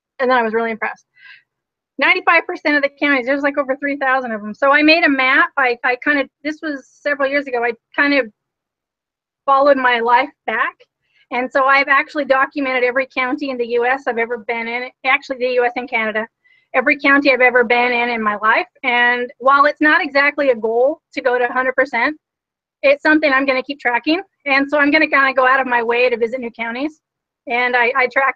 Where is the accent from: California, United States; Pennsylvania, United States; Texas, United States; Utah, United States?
Utah, United States; I am originally from Utah